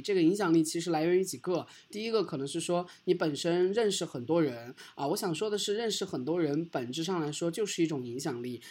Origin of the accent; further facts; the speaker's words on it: China; 我们作为一个中国人，在美国要求生存